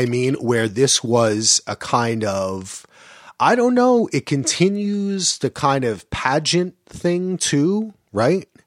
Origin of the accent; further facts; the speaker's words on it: United States; moved away as an adult; also born or lived in Greensboro, North Carolina; things that I grew up with in New York and New Jersey